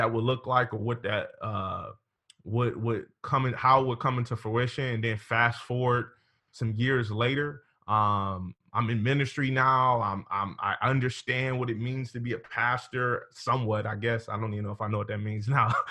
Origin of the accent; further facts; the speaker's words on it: Cleveland, Ohio, United States; now in Sandusky, United States; I'm originally from Cleveland.